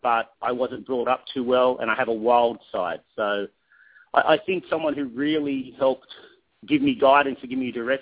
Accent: Sydney, New South Wales, Australia; moved away; I'm from Sydney, Australia. I was born in a place called Penrith, which would back then was probably like Inglewood or Compton. It just wasn't a good area. And I had a troubled childhood

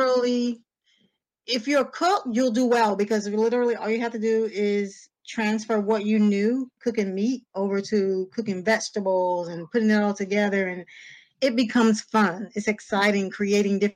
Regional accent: Greenville, North Carolina, United States; also born or lived in Raleigh, North Carolina; I was born and raised in Greenville

